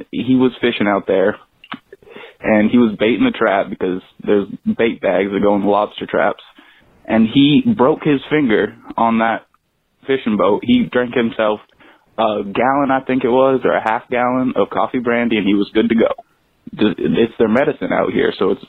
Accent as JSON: {"language": "English", "region": "Maine", "country": "United States", "tie": "born or raised there", "said": "Maine, my home state"}